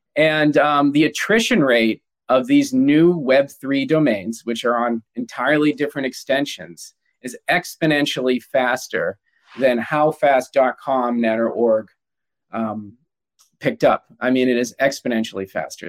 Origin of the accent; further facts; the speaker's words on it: United States; I'm American and I'm a little, you know, I'm a proud American